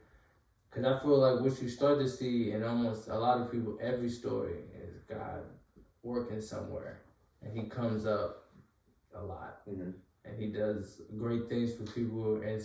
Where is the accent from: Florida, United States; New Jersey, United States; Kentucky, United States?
Kentucky, United States; He's from where I'm from, why I'm kind of from Kentucky. I claim it half the time.